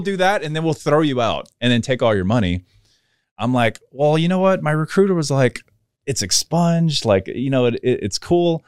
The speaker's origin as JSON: {"language": "English", "town": "New Orleans", "region": "Louisiana", "country": "United States", "tie": "born or raised there", "said": "I grew up in New Orleans"}